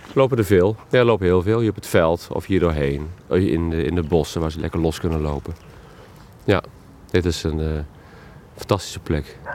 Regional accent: Oosterbeek, Gelderland, Netherlands

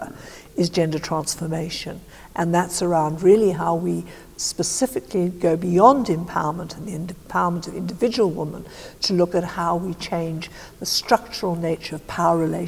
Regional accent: South Africa; moved away; I was brought up in South Africa

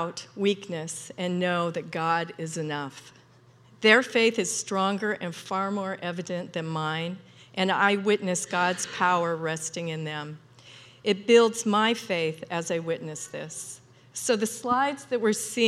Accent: Ritzville, Washington, United States; I grew up in Eastern Washington. It's a small, in Ritzville, small Eastern Washington town

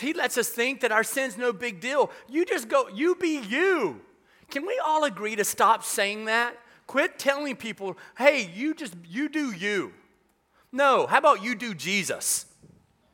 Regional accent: the South, United States; I grew up in the South

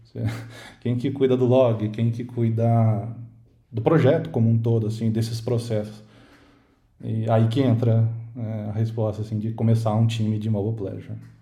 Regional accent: Campinas, São Paulo, Brazil; sou de Campinas

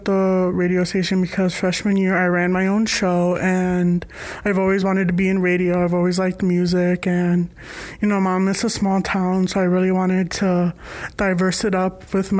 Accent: Chicago, Illinois, United States; I'm a junior, and I'm from Chicago, Illinois

